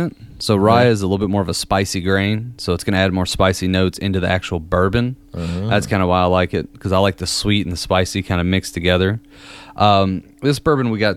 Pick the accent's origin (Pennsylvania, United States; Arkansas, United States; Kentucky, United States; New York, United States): Kentucky, United States; I'm from Kentucky, so I got to represent